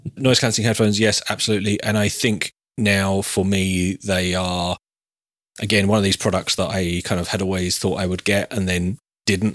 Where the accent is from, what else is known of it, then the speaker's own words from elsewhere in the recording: United Kingdom; we're all British